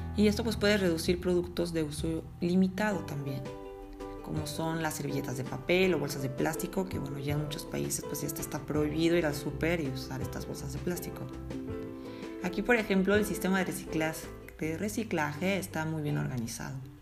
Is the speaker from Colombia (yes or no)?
no; Mexico; moved away as an adult; yo pues nací en México